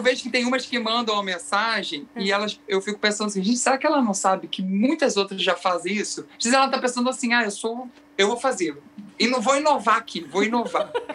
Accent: Araruama, Rio de Janeiro, Brazil; eu sou de Araruama, interior do Rio, região dos Lagos do Rio

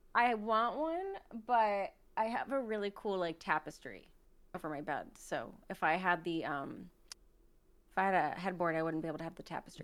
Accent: United States; We're American

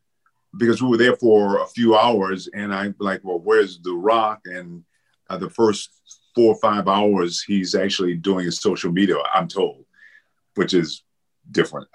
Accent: Benton Harbor, Michigan, United States; moved away; my hometown, Benton Harbor, Michigan

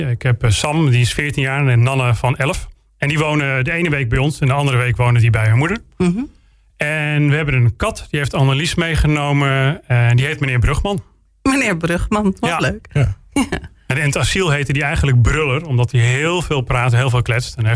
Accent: Friesland, Netherlands; ja ik, ik blijf wel misschien een Fries in mijn, in mijn wortelen... maar ik, ik voel me toch wel een Brabander.

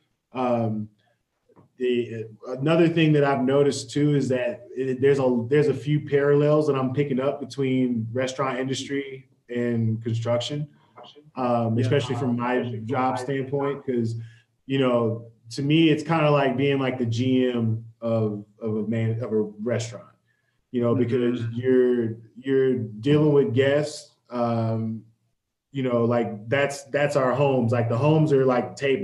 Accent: Texas, United States; moved away as an adult; also born or lived in Houston; now in Colorado, United States; I'm from Texas. We don't really do basements in Texas.

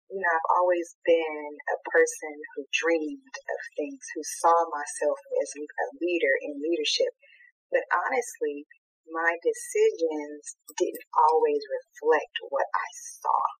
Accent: Eastern North Carolina, United States; moved away as an adult; also born or lived in Northern California; now in California, United States; I live in Northern California. I have for about eight years now. However, I was born and raised in Eastern North Carolina, so I am a country girl at heart.

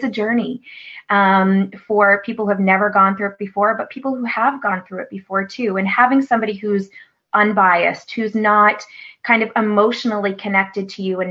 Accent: Newfoundland and Labrador, Canada; moved away as an adult; now in Nova Scotia, Canada; growing up in Newfoundland

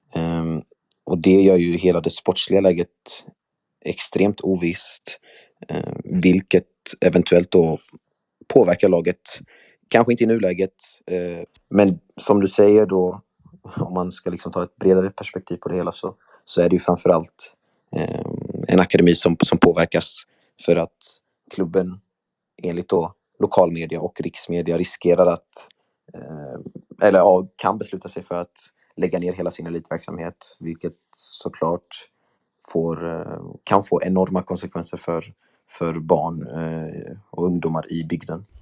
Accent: Värnamo, Jönköping County, Sweden; moved away as an adult; now in Skåne, Sweden; har min uppväxt också i Värnamo

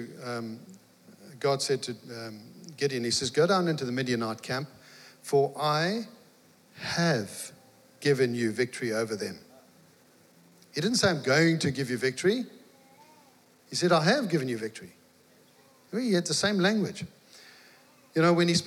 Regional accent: Mtunzini, KwaZulu-Natal, South Africa; moved away; Meredith and I, we're from South Africa, you might have guessed. And I was farming

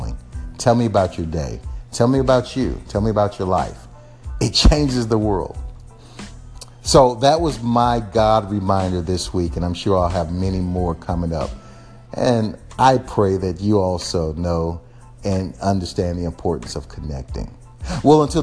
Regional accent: Texas, United States; I'm from Texas

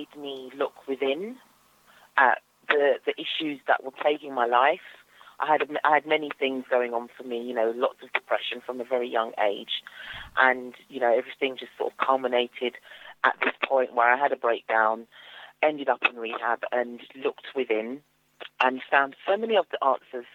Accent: London, United Kingdom; So I grew up in East London, not far from Stratford, and I'm still in East London, actually

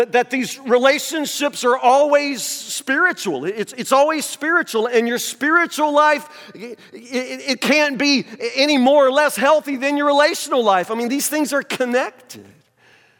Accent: United States; I'm preaching in my hometown

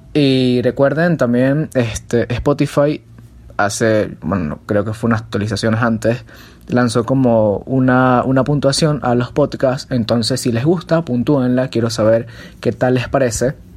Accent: Venezuela; cuando yo iba de viaje a casa de mis abuelos, ellos me hablaban este, acerca de una que es muy famosa aquí en Venezuela

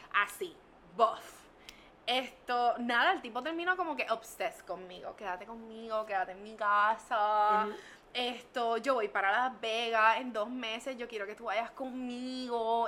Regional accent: San Juan, Puerto Rico; Ahora estoy en la 65 Infantería de San Juan

